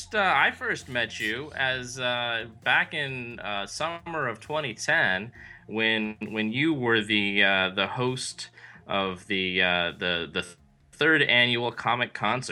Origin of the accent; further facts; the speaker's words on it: San Diego, California, United States; moved away; all the way from San Diego, California, my hometown.